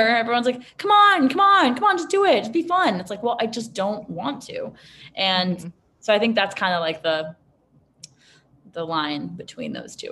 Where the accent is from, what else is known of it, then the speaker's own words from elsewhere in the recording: New York City, New York, United States; I grew up in Manhattan.